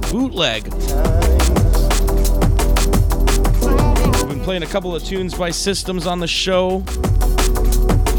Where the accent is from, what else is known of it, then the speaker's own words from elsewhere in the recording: Canada; we're Canadian.